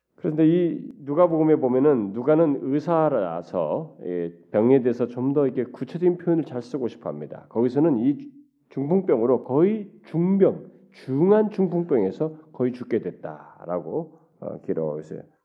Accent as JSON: {"language": "Korean", "country": "South Korea", "said": "우리 한국 사람들은"}